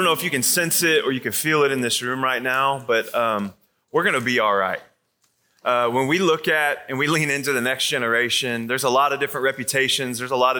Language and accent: English; Atlanta, Georgia, United States; I come from Atlanta, Georgia.